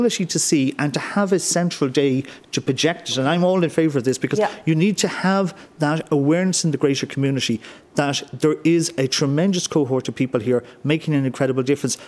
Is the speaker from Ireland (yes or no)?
yes; Ireland; When it comes to we're all Irish and we're all in this together